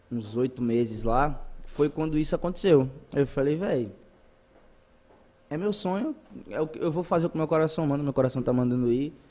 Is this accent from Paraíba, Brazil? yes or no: no; Bahia, Brazil; Muita gente que começou a me seguir por conta de Natan acha que eu sou daqui, mas eu sou baiano. Tem três anos mais ou menos que eu estou aqui, vai fazer três anos.